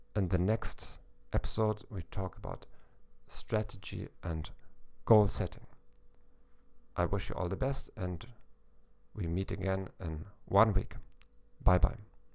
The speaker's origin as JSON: {"language": "English", "region": "Hamburg", "country": "Germany", "moved": "yes", "lives_now": "South Eastern Europe", "said": "I'm a psychologist from Hamburg, Germany"}